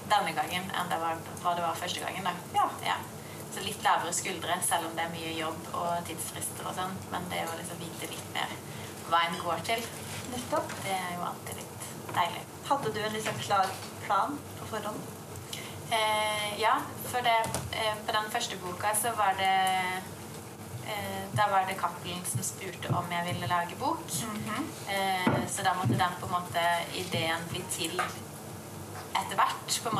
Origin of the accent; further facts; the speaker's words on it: Grimstad, Agder, Norway; Og så var jeg i Grimstad, der jeg er fra, da.